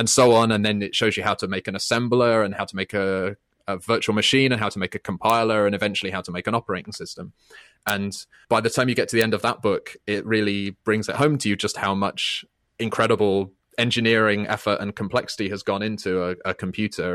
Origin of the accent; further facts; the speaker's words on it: United Kingdom; I'm British